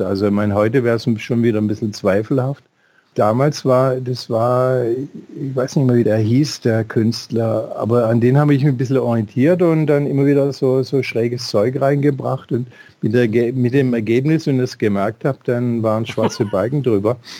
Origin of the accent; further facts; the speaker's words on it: Swabia, Baden-Württemberg, Germany; in dem kleinen schwäbischen Kaff, wo ich aufgewachsen bin